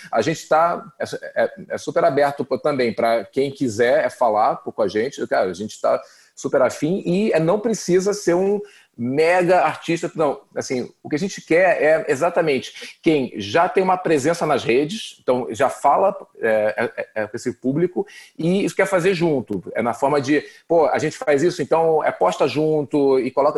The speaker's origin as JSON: {"language": "Portuguese", "country": "Brazil", "said": "Eu sou brasileiro"}